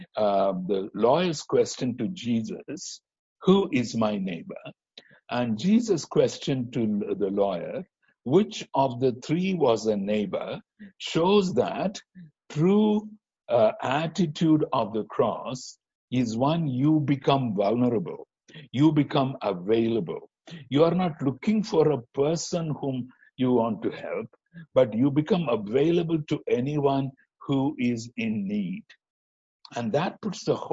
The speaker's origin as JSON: {"language": "English", "country": "India", "also_born_or_lived": "Singapore", "moved": "yes", "said": "as Indian Christians"}